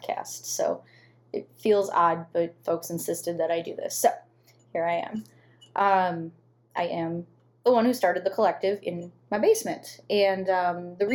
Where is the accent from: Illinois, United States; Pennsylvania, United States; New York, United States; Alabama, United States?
Illinois, United States; Southwest suburbs of Chicago; moved away as an adult; also born or lived in McKinley Park, Chicago / Archer Heights, Chicago; now in Chicago, United States; before that, I was from the Southwest suburbs